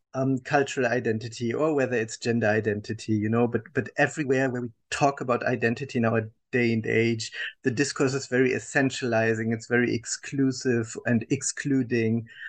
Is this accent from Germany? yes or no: yes; Germany; I was born and raised in Germany, uh, as uh, people will understand from my accent